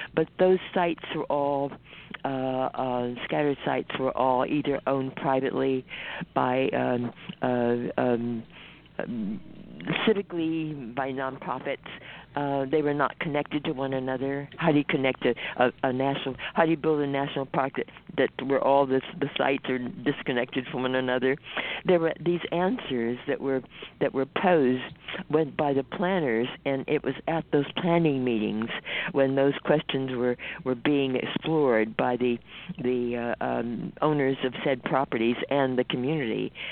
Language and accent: English; California, United States; also born or lived in the South; I grew up at a time in California when there really weren't enough of us on the West Coast